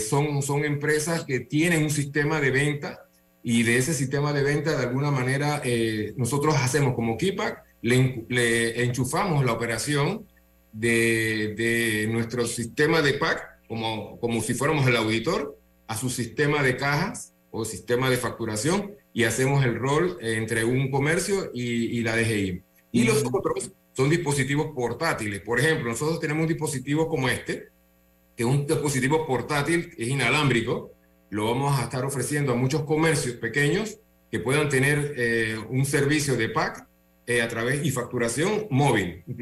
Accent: Panama; Nuestra empresa es panameña, nosotros somos de aquí de Panamá, hicimos todo el desarrollo en Panamá

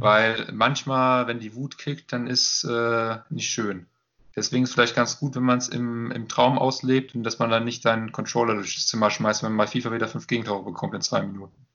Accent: Limburg an der Lahn, Hesse, Germany; now in Dortmund, Germany; Richtung Limburg in dem Fall. Das äh, ist halt da, wo ich herkomme ursprünglich.

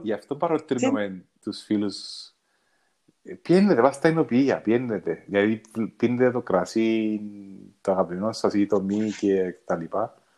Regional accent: Cyprus; Είναι ο τόπος μου τούτος. Ναι, οι άνθρωποι είναι ο τόπος μου. Ε, νιώθω, τώρα νιώθω σπίτι μου, νιώθω πατρίδα μου. Κάπου δαμέ ανήκω

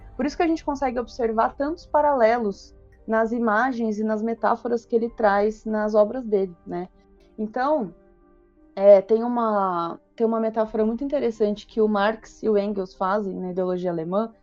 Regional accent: São Paulo, Brazil; eu, eu sou de São Paulo

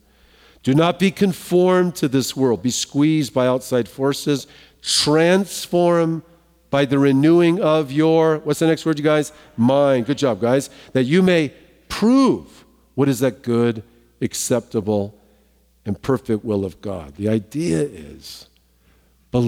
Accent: Southern California, United States; I'm from Southern California

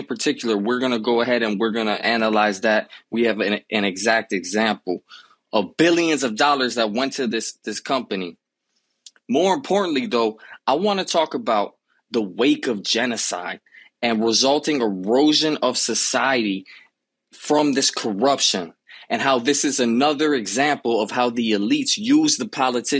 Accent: Miami, Florida, United States; I grew up in Miami

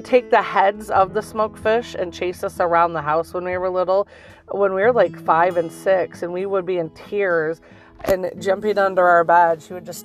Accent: Michigan, United States; we're from Michigan

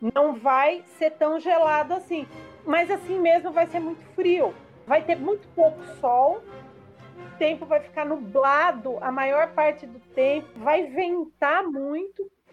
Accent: Brazil; nós, como brasileiros, como falantes da língua portuguesa

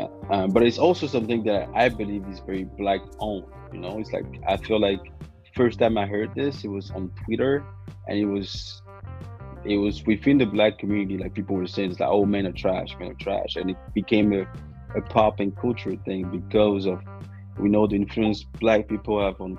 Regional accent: French West Indies, France; And I'm from the West Indies, you know. And in the West Indies, in the French West Indies, they have a saying, like, nom c'est chien, which basically like means men are dogs.

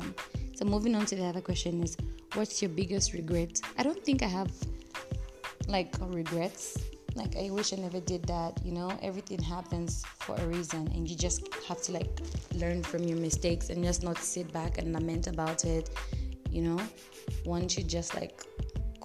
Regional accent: Ndola, Copperbelt Province, Zambia; now in North-Western Province, Zambia; I'm in the Northwestern province and my hometown is back in NDL

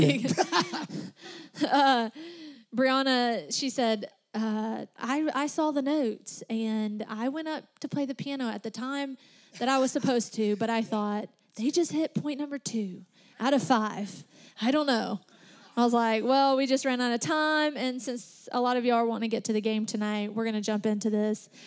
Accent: Alabama, United States; accent: Southern; We're all from Tennessee. I'm just from Alabama

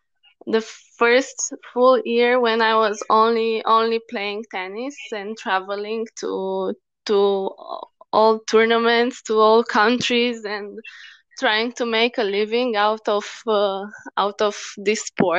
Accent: Bucharest, Romania; I was born in Romania, in a small city. like 400 kilometers from the capital, Bucharest. And I moved to Bucharest when I was 10

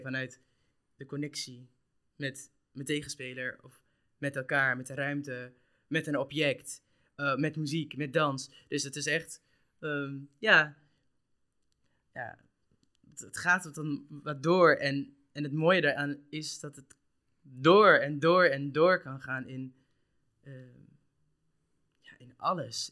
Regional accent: Curaçao; now in Netherlands; ik kom uit Curaçao

